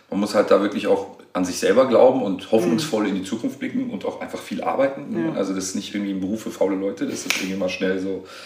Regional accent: Tunisia; Aber er ist Marokkaner und ich bin Tunesier.

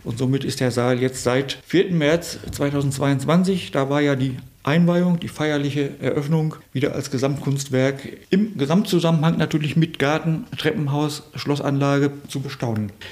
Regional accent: Höxter, North Rhine-Westphalia, Germany; meine Heimat, Höxter

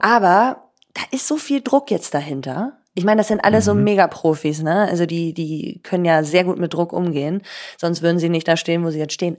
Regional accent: Cologne, North Rhine-Westphalia, Germany; also born or lived in Switzerland; ich bin ja in Deutschland aufgewachsen

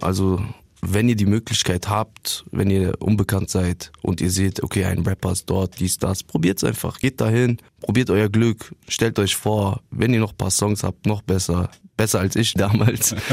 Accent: Wiesbaden, Hesse, Germany; also born or lived in Bielefeld; ich bin da geboren in Bielefeld und dann sind wir früh, also meine Mutter und ich, äh, nach Wiesbaden gezogen und seitdem lebe ich dort

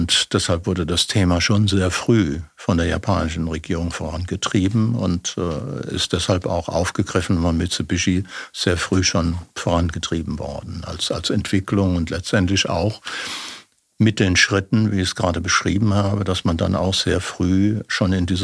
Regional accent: Germany; Und äh, ich bin Deutscher.

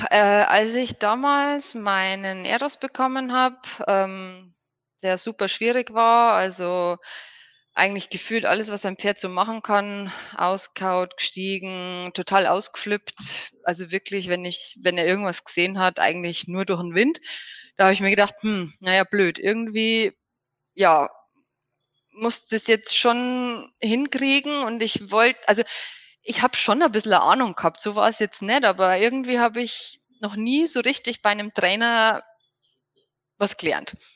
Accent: Bavaria, Germany; ich komme aus der Nähe von Regensburg.

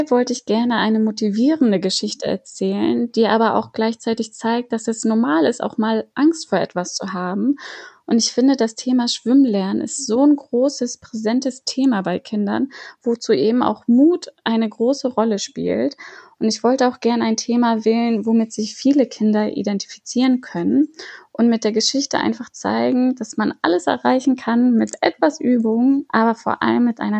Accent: Flensburg, Schleswig-Holstein, Germany; now in Hamburg, Germany; Ich bin 29 Jahre alt. Ich lebe seit zehn Jahren in Hamburg. Geboren und aufgewachsen bin ich aber in Flensburg.

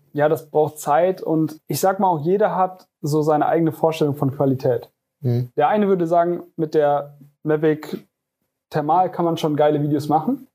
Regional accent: Koblenz, Rhineland-Palatinate, Germany; ich komme aus Koblenz und ich führe die Firma Janko Media

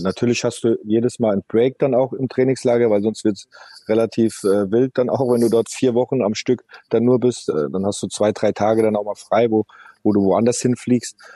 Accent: Mainz, Rhineland-Palatinate, Germany; moved away as an adult; now in Moscow, Russia; ich bin dort geboren in der Stadt, ich habe dort lange Jahre gespielt

